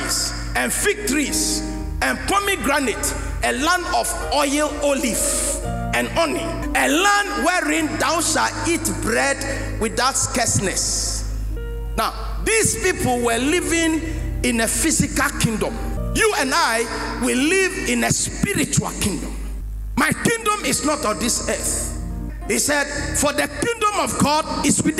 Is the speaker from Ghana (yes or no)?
yes; Ghana; also born or lived in United States; I'm a Ghanaian and an American as well. I hold double passport